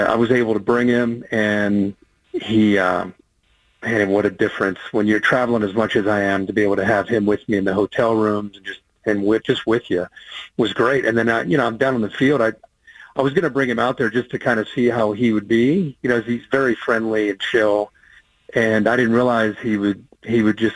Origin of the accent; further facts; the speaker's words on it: Midwest, United States; where I grew up in the Midwest